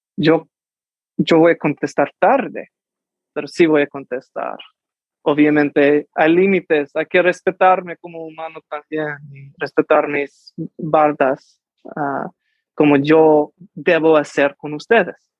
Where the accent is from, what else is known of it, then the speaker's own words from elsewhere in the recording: United States; first language Spanish; tampoco soy mexicano porque nací aquí en los Estados Unidos